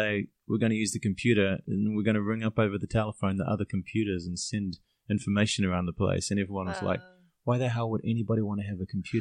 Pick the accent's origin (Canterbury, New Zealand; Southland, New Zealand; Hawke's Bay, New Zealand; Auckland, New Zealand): Auckland, New Zealand; now in Chiang Mai, Thailand; I grew up in Auckland